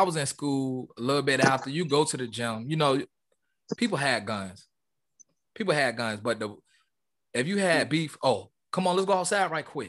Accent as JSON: {"language": "English", "town": "Charlestown", "region": "Massachusetts", "country": "United States", "said": "You know, I'm from Charlestown, and my neighborhood did little things. They had little summer camps. They had little events in our neighborhood."}